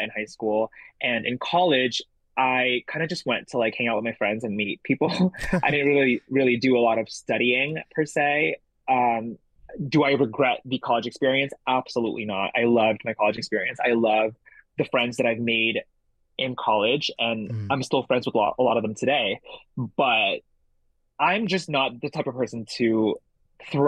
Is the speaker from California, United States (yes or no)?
yes; San Gabriel, California, United States; English is a second language; also born or lived in Jakarta, Indonesia / Boston; I grew up in San Gabriel, California